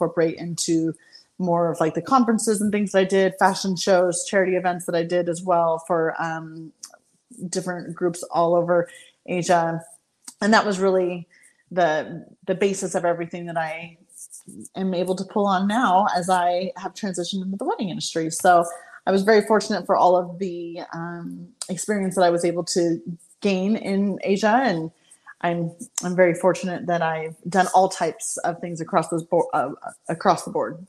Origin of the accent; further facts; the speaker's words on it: southern California, United States; moved away as an adult; also born or lived in China / Bali; I then found myself living back in my hometown, which was interesting since I hadn't lived here in quite some time